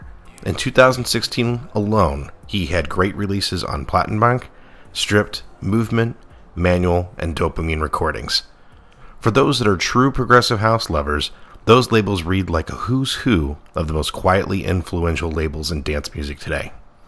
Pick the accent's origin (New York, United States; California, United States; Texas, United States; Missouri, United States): Missouri, United States; St. Louis; my hometown of St. Louis